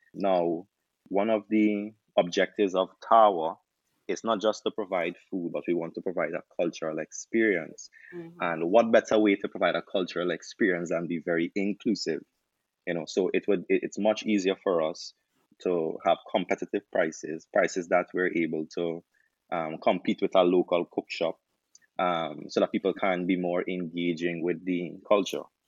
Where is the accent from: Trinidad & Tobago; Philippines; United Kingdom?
Trinidad & Tobago; moved away as an adult; now in Jamaica; I'm from Trinidad, uh, there's not a lot of Trini options here in Jamaica